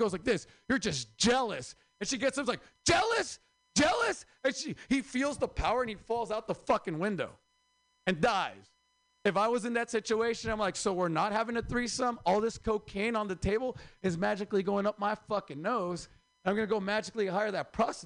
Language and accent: English; Oaxaca, Mexico; moved away; I'm from Oaxaca